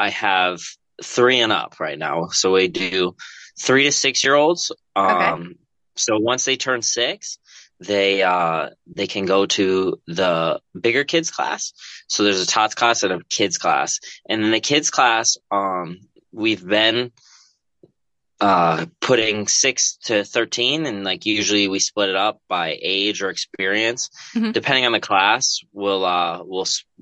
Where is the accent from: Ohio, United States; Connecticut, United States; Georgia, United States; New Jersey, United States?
Connecticut, United States; Milford; I wrestled at Jonathan Law High School in Milford, Connecticut